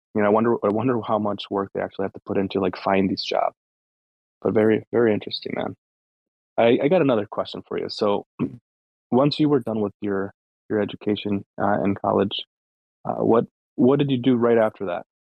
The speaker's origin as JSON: {"language": "English", "country": "United States", "said": "I'm from the states"}